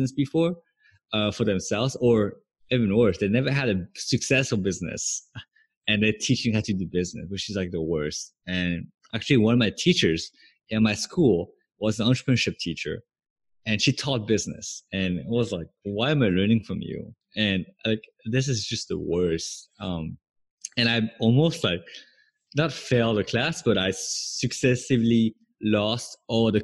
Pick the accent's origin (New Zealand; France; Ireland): France; moved away as an adult; also born or lived in Santa Barbara, California, United States / Los Angeles, United States; now in Bangkok, Thailand; So I moved to the US from France, which is where I was born and raised when I was 18.